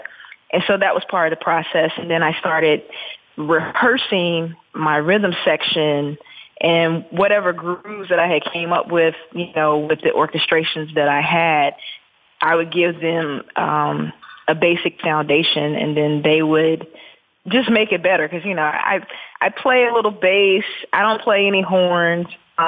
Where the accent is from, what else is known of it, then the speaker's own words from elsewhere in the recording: the South, United States; what my siblings went through and what I experienced growing up in the South